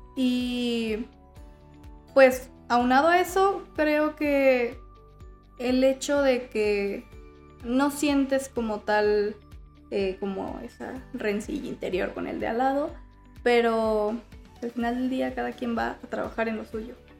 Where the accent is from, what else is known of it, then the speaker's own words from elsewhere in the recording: León, Guanajuato, Mexico; soy de aquí de León.